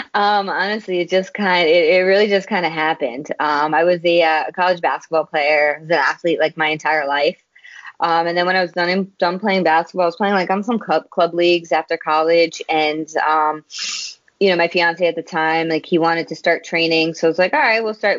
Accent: New York City, New York, United States; now in Long Island, United States; I was born and raised in Queens. I actually only moved out to Long Island um, a few years ago

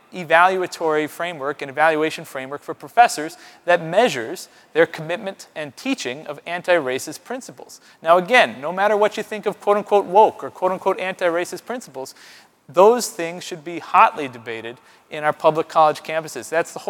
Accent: Buffalo, New York, United States; moved away; my hometown of Buffalo, New York

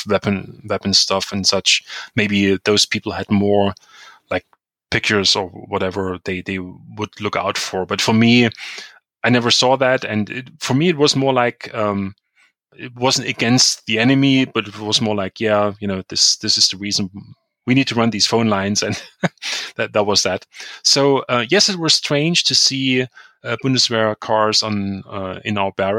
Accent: Chemnitz, Saxony, Germany; also born or lived in Leipzig; at the university in Chemnitz, in my hometown

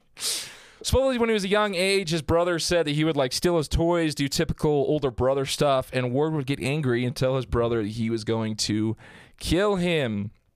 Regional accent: Southern Utah, United States; I'm from Southern Utah

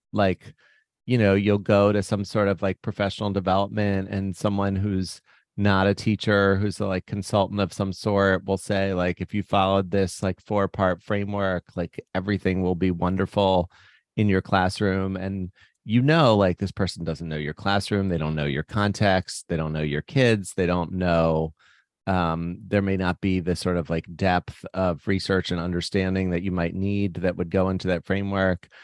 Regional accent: Baltimore, Maryland, United States; I grew up in Baltimore

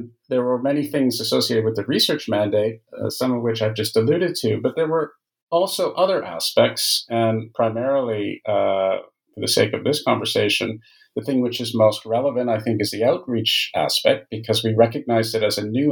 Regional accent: Canada; I'm a Canadian by origin

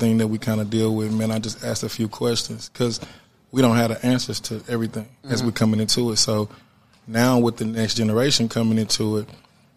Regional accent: Wyandotte County, Kansas, United States; I'm actually from Wyandotte County originally. You know what I'm saying? So, growing up, it was blue collar

